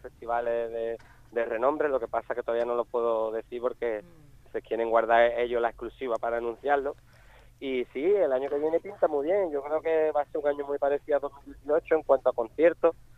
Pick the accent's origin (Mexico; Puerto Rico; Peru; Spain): Spain; Jerez de la Frontera, Andalusia; moved away as an adult; now in Chiclana de la Frontera, Spain; yo ya hace ya 5 o 6 años que me fui de Jerez de la frontera, me fui a, otro pueblecito que hay aquí en Cádiz, que sé que es Chiclana, de la frontera